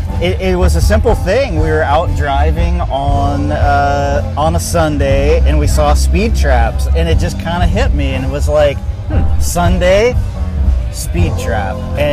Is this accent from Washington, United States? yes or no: yes; Everett, Washington, United States; Edmonds, Everett, Linwood area.